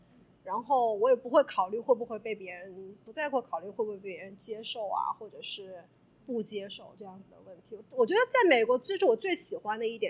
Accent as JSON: {"language": "Chinese", "country": "China", "lives_now": "United States", "said": "我们中国人之间互相帮助是出于一种怎么说呢？就是我们是一个团体"}